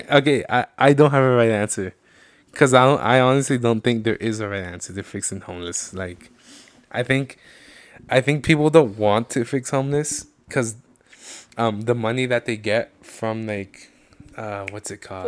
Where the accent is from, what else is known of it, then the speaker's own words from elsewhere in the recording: United States; I'm Mexican, but like realistically, I am American